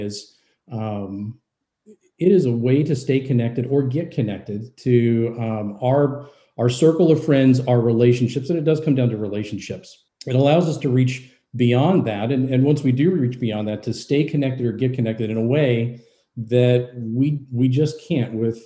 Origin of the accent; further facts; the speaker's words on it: Louisville, Kentucky, United States; moved away; my hometown, Louisville, Kentucky